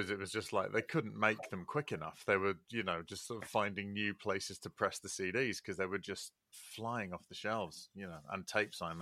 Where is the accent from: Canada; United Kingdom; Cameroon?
United Kingdom; Leeds, Yorkshire and the Humber; my accent would suggest otherwise but no that's where i've uh, spent uh, most of my life